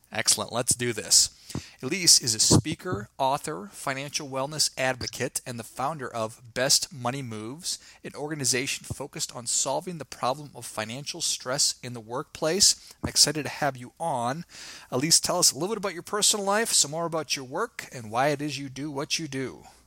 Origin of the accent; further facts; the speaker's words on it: Midwest, United States; I'm from the Midwest